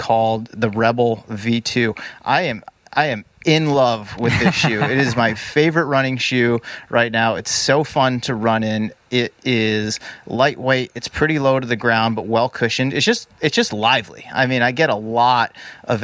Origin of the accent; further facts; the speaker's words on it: Boston, Massachusetts, United States; now in Bay Area, United States; I grew up in the Boston area